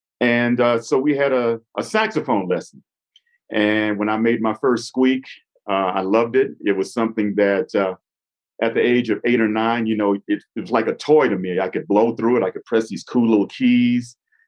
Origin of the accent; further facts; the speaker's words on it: Los Angeles, California, United States; moved away as an adult; now in Castle Rock, United States; I'm from South Central LA, Watts, California.